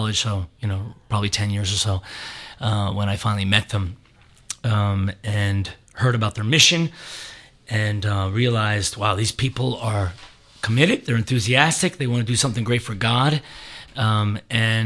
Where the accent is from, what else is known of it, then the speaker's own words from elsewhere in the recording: Annapolis, Maryland, United States; moved away as an adult; also born or lived in Boston, Massachusetts / Ohio; now in Atlanta, United States; I was born and raised in Annapolis, Maryland.